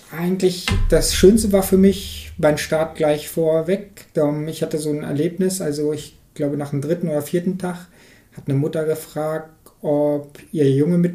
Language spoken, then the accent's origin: German; Harz, Germany; ich möchte eigentlich hier in Harz, darum Harz ist meine Heimat, die Gegend ist so schön